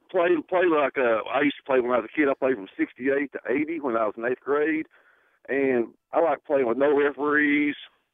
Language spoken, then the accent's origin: English; Tennessee, United States; I grew up in East Tennessee. You got to cut me some slack, brother.